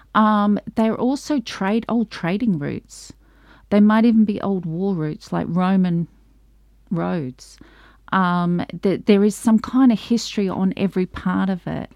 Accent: Australia; I'm from Australia

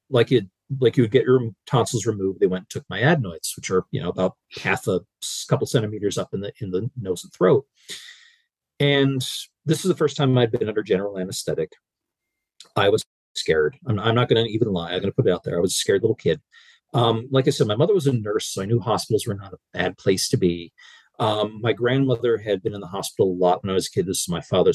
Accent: Pennsylvania, United States; where I was raised in Pennsylvania

